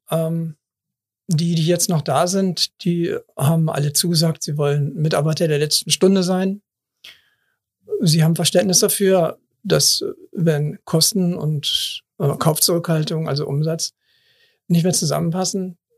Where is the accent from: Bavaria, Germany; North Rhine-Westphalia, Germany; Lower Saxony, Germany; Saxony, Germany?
North Rhine-Westphalia, Germany; Cologne; born there; Ich bin in Kalk geboren. 58 Jahre habe ich die Kirmes in Anführungsstrichen ähm